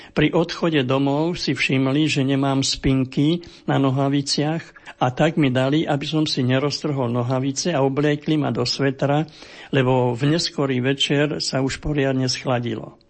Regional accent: Gáň, Trnava Region, Slovakia; Narodil som sa v Gáni

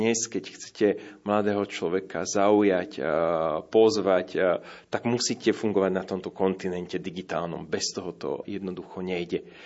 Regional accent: Dubnica nad Váhom, Trenčín Region, Slovakia; now in Bratislava, Slovakia; Tak ja som z Považia, z Dubnice nad Váhom, kde boli Salesiani. Chodil som do Salesianskej farnosti. Vlastne som vyrastal stále u Salesianov.

